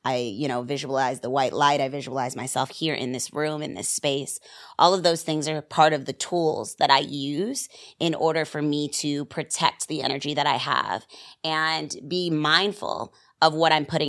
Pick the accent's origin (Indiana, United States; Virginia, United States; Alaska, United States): Virginia, United States; Virginia Beach; also born or lived in New Rochelle, New York; now in New York, United States; I grew up in Virginia, but I was born in New Rochelle Hospital